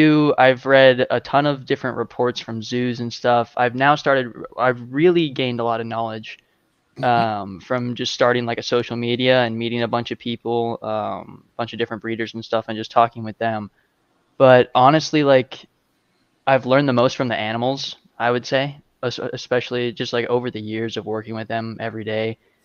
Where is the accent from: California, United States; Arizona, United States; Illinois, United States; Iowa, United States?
Arizona, United States